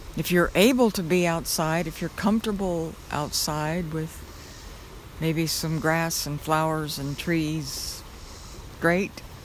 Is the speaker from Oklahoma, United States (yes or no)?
yes; Oklahoma, United States; I grew up in Oklahoma in an area that had a lot of tornadoes